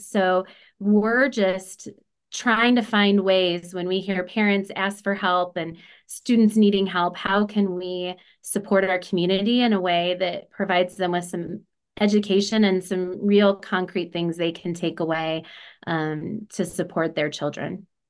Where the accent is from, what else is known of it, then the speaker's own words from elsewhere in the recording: Illinois, United States; also born or lived in Oregon, Illinois; I actually grew up in a extremely small community about 30 minutes south of the Quad Cities, so Moline, Rock Island, Illinois